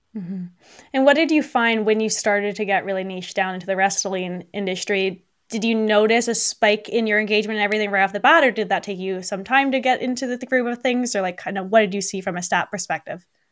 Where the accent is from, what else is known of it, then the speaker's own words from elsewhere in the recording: Burlington, Ontario, Canada; now in Beamsville, Canada; I'm from, well, originally from Burlington